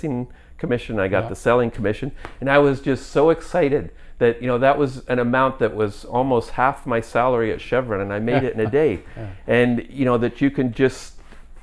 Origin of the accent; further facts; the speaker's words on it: New York, United States; moved away as an adult; also born or lived in Calgary, Canada; now in Canada; I'm from New York